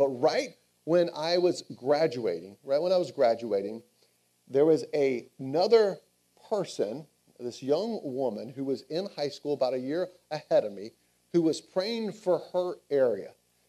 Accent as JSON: {"language": "English", "town": "Smyrna", "region": "Georgia", "country": "United States", "tie": "born or raised there", "moved": "yes", "said": "my hometown is in Smyrna, Georgia"}